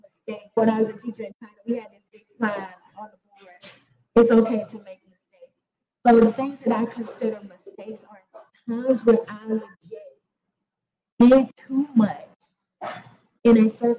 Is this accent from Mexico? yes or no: no; West Midlands, United Kingdom; Growing up in the Black country, my family is my mother's mother.